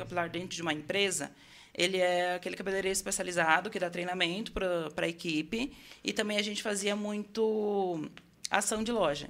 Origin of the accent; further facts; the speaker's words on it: Itu, São Paulo, Brazil; Eu nasci em São Paulo e fui criado lá, e com sete anos eu vim para Itu. Tá. Então, eu sou paulista, vivo em Itu